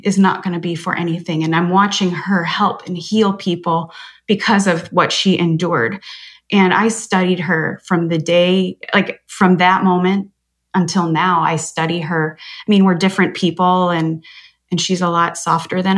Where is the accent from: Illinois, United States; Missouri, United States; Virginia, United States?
Illinois, United States; Chicago; I grew up in Chicago